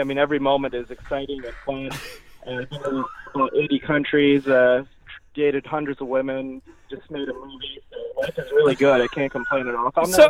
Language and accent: English; Michigan, United States; now in Los Angeles, United States; I grew up in Michigan